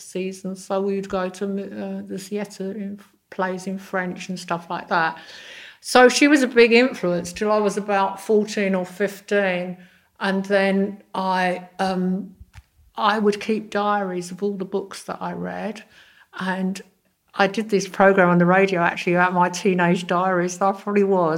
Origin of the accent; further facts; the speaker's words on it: London, United Kingdom; I grew up in Fulham